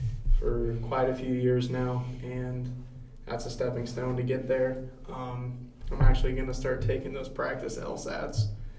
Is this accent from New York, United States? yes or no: no; Anna, Illinois, United States; I am from Anna, Illinois. That is a very small town in southern Illinois.